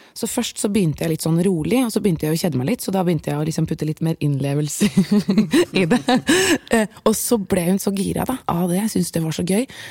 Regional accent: Bærum, Akershus, Norway; first language Persian and Norwegian; født og oppvokst i Bærum

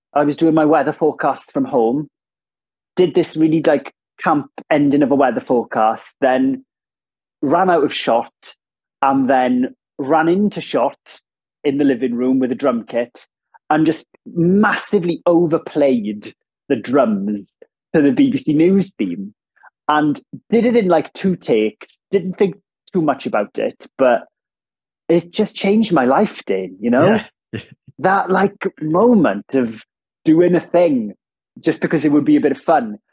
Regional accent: Ammanford, Wales, United Kingdom; accent: Welsh; first language Welsh; English is a second language; moved away as an adult; also born or lived in London / Cardiff; I grew up in Ammanford, which is a town in southwest Wales

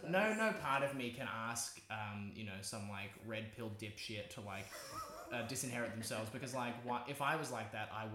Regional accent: Nowra, New South Wales, Australia; I grew up in Nara

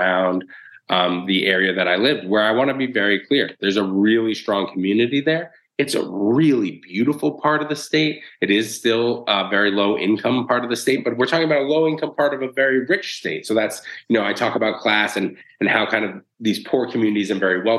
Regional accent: Boston, Massachusetts, United States; moved away as an adult; also born or lived in San Francisco; now in New York City, United States; we grew up in inner city Boston

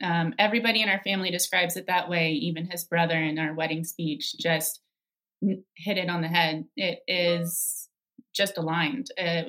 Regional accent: North Carolina, United States; moved away as an adult; now in Scotland, United Kingdom; I am 33. I am an expat from North Carolina, and I'm a project manager.

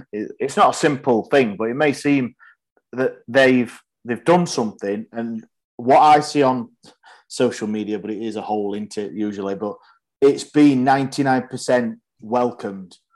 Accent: Yorkshire and the Humber, United Kingdom; of course, I'm Yorkshireman.

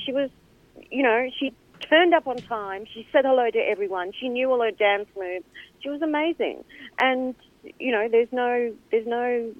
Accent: Singapore; born there; No. Originally, I was born in Singapore.

